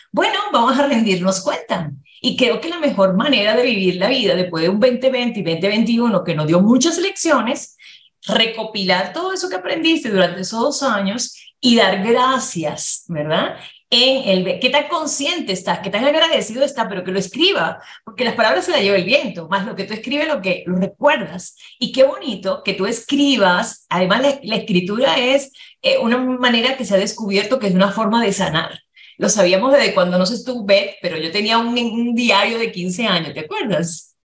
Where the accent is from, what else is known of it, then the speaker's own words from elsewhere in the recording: Dominican Republic; now in Mexico City, Mexico; yo nací en República Dominicana con mi mamá, y mi mamá pues emigró para tener una mejor calidad de vida para nosotros.